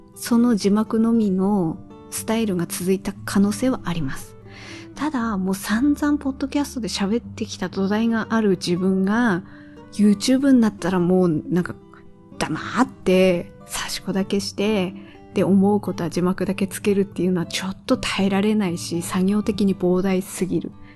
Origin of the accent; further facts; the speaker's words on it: Tohoku, Japan; accent: dialect with -dabe / -daccha endings (Tohoku-type); 私の方言だったら語尾は、あの、誇張して言えばなんとかだべーとか、なんとかだっちゃーとか